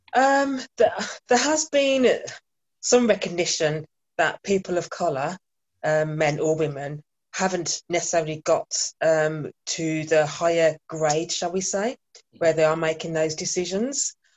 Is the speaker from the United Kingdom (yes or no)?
yes; Birmingham, West Midlands, United Kingdom; moved away as an adult; now in Bristol, United Kingdom; born and bred in Birmingham, but recently moved to Bristol almost two years ago